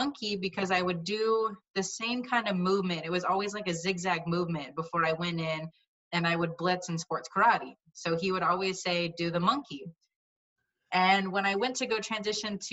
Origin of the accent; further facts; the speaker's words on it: Battle Ground, Washington, United States; I grew up in Battleground, and I actually started martial arts in Battleground when I was a little kid.